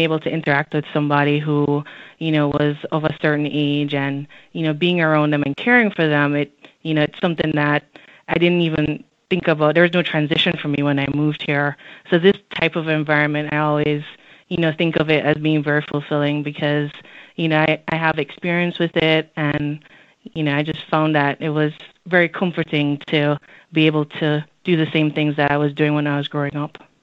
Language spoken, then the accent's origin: English; Jamaica; moved away as an adult; also born or lived in Washington, D.C.; now in Alexandria, United States; growing up in Jamaica was definitely different than living in the United States